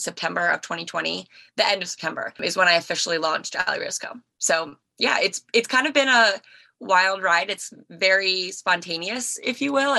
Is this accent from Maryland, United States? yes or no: yes; Maryland, United States; I am 23 and I'm from Maryland